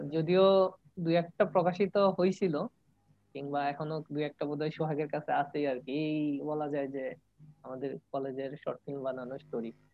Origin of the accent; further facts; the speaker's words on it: Sarishabari, Mymensingh Division, Bangladesh; moved away as an adult; now in Sylhet, Bangladesh; আমি জামালপুরে সরিষাবাড়ি থেকে আসছি